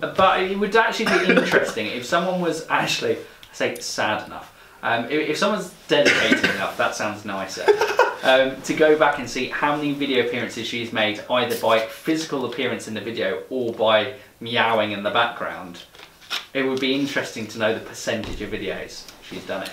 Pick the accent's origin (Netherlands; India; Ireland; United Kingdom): United Kingdom; England; growing up in England